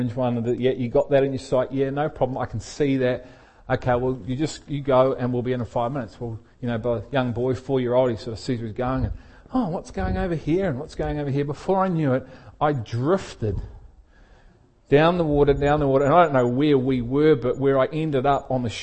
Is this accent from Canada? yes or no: no; Liverpool, North West England, United Kingdom; I was born in England, in Liverpool in England